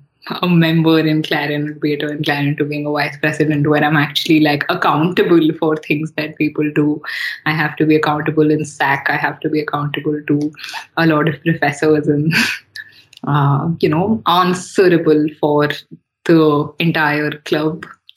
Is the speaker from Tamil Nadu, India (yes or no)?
no; Talcher, Odisha, India; born there; also born or lived in Chennai / Gurgaon / Hyderabad; So I was born in Talcher, and then I've lived in Chennai, I've lived in Gurgaon, I've been living in Hyderabad for the most part.